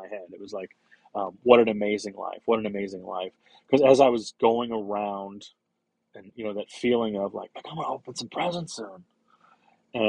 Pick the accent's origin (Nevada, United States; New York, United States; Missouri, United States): Missouri, United States; St. Louis; I grew up in St. Louis, in a neighborhood in South St. Louis called Dogtown.